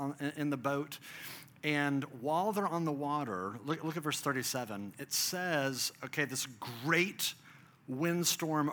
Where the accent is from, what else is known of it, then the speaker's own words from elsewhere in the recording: Dallas, Texas, United States; I grew up in Texas, I grew up in Dallas